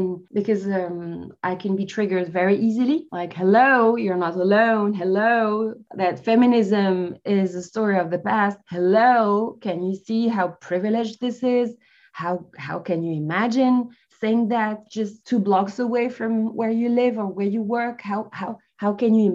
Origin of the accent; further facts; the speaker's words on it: France; also born or lived in Algeria; I was born in Algeria, in North Africa, and raised in France.